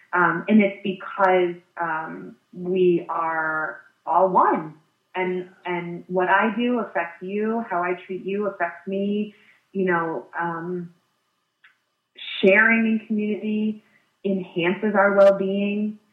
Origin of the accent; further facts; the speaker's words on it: Connecticut, United States; also born or lived in Illinois; I um, had a really tough transition uh, when we we moved from Illinois to Connecticut in third grade